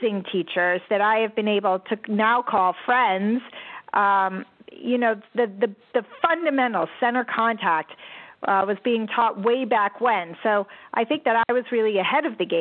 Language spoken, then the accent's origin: English; Connecticut, United States; I grew up in Connecticut